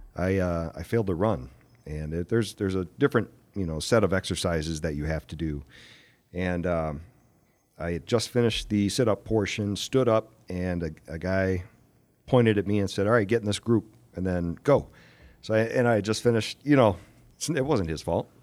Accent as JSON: {"language": "English", "town": "Aurora", "country": "United States", "tie": "born or raised there", "said": "Aurora was, was my hometown"}